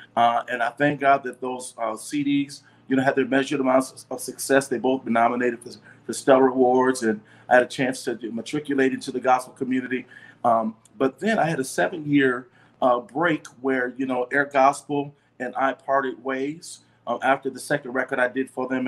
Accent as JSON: {"language": "English", "town": "Detroit", "region": "Michigan", "country": "United States", "also_born_or_lived": "Atlanta", "moved": "as an adult", "said": "I'm from Detroit too"}